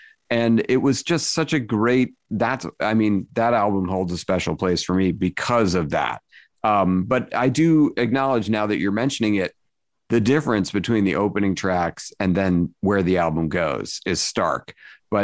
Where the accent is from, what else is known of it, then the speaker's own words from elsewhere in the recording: Boston, Massachusetts, United States; I'm from the Boston area.